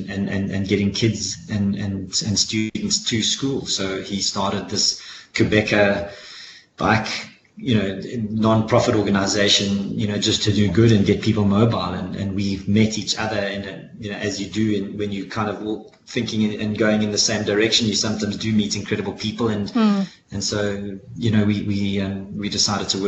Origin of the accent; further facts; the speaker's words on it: South Africa; I'm a South African